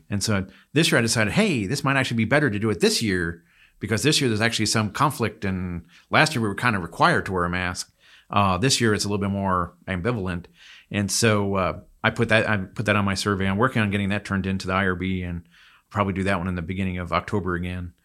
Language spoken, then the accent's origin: English; Pennsylvania, United States; now in Texas, United States; I grew up in Pennsylvania